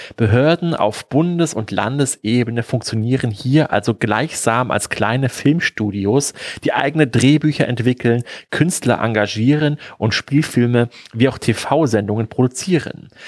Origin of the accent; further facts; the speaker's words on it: Germany; wir als Deutsche